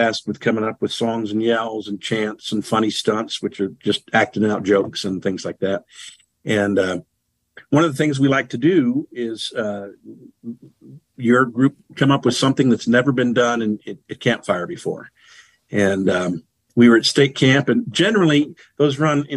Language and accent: English; West Virginia, United States; I'm from West Virginia